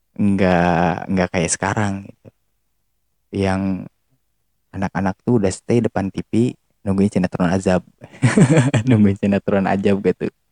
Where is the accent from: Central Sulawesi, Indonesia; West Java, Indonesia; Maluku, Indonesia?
West Java, Indonesia; Tasikmalaya; also born or lived in Yogyakarta; dari Jawa Barat Jawa Baratnya mana Tasik